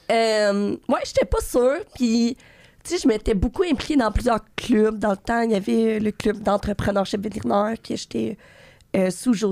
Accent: Gatineau, Quebec, Canada; ça, je viens de Gatineau.

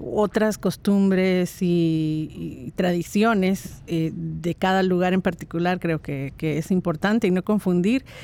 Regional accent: Guatemala; moved away; Yo salí de Guatemala desde hace bastantes décadas

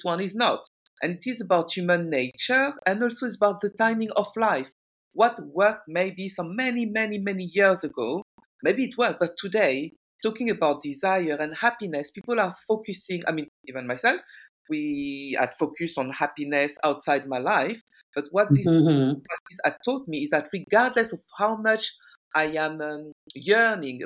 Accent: France; moved away as an adult; also born or lived in Guinea; now in United Kingdom; I'm originally from Guinea-Conakry. I speak French. I was brought up in France.

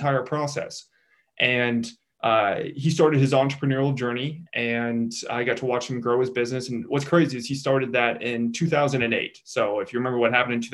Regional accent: Kansas City, Missouri, United States; I grew up in Kansas City, Missouri

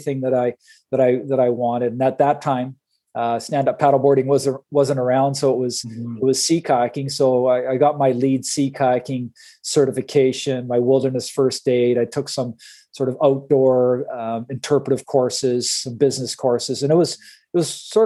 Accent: Sudbury, Ontario, Canada; moved away as an adult; now in British Columbia, Canada; I grew up in, Sudbury, Ontario, actually Coniston, just outside of Sudbury

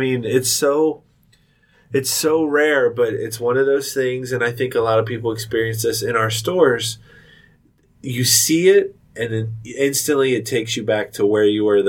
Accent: Cincinnati, Ohio, United States; I'm from Cincinnati

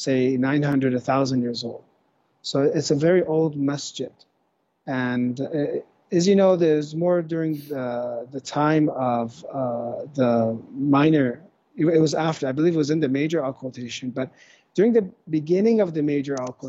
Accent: California, United States; I'm from California, so California, mainly California

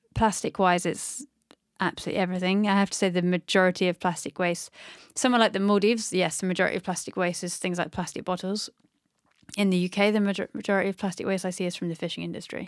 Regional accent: North Devon, South West England, United Kingdom; I grew up in North De-, Devon by the sea

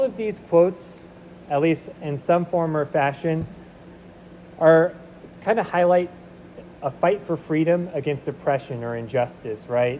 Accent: Seward, Nebraska, United States; moved away; We moved back to Nebraska. I grew up in Seward.

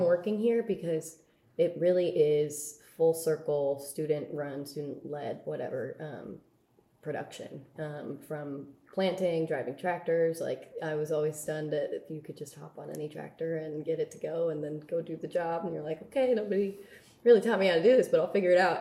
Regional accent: Bay Area, California, United States; I'm from the Bay Area

